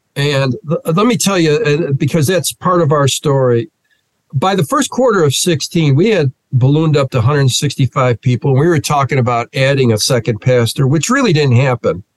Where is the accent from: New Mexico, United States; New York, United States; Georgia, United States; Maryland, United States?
New York, United States; Rochester; moved away as an adult; also born or lived in Philadelphia, Pennsylvania / Fishkill, New York / West Hartford, Connecticut; born and raised in Rochester, New York